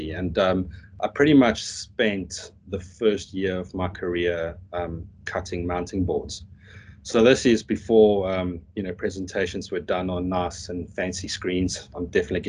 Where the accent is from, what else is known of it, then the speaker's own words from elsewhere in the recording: South Africa; moved away; I'm South African, so we call our school grading system slightly different